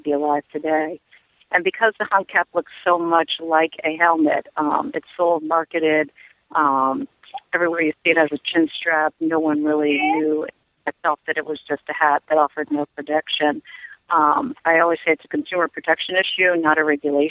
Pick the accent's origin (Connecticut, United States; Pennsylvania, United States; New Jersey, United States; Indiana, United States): Connecticut, United States; I'm from Connecticut